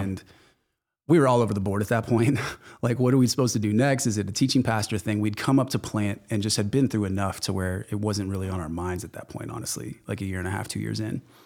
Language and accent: English; The Woodlands, Texas, United States; lot of the envelopes that came to my house growing up said Spring, Texas on 'em